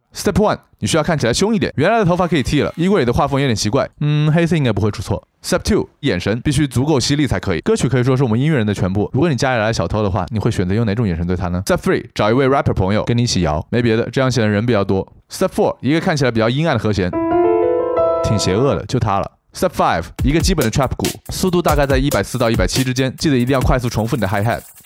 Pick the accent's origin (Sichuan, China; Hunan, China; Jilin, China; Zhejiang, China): Hunan, China; moved away as an adult; also born or lived in Japan; 我是湖南人嘛